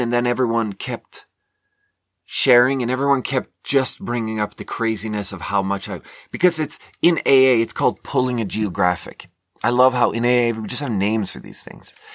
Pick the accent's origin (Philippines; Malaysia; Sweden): Sweden; moved away as an adult; also born or lived in China; now in United States; I was born in Sweden and then lived 10 years in China and then moved to America six years ago